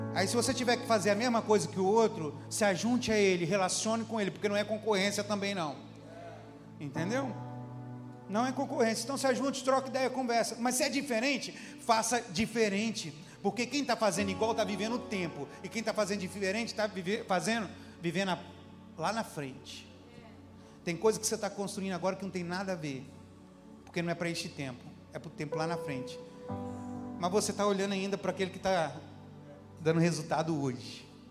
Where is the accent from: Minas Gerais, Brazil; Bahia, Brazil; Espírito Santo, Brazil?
Espírito Santo, Brazil; Capixaba, Campo Grande / Guarapari; now in Belo Horizonte, Brazil; sou capixaba, de Guarapari. Quer dizer, de Campo Grande, mas morei em Guarapari